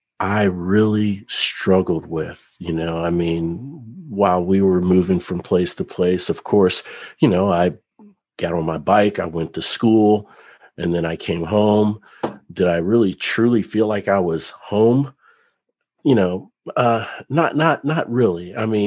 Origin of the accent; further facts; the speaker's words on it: Cincinnati, Ohio, United States; also born or lived in other places; But for a long time, I struggled with having a true sense of home, even as a child, growing up in Cincinnati and other places. You see, both my parents were in the military, so I was a military brat. We moved around a lot.